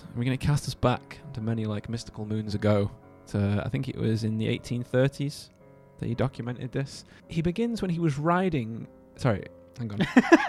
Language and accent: English; Alabama, United States; I'm from Alabama.